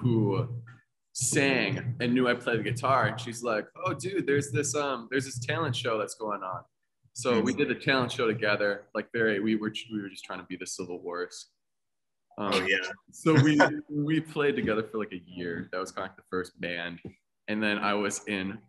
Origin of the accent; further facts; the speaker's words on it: Amherst, Wisconsin, United States; I'm from Amherst, small town. Grew up, you know, next to a cornfield